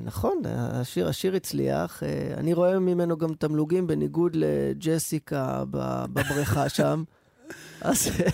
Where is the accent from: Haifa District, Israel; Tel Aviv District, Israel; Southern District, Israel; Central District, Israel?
Central District, Israel; Rehovot; כשהייתי ילד ברחובות